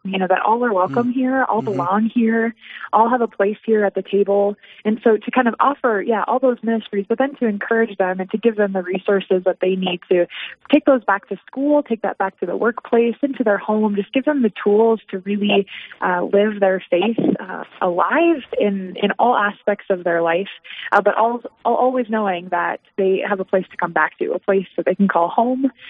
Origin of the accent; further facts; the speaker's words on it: Dickinson, North Dakota, United States; now in Rapid City, United States; I grew up in Dickinson, North Dakota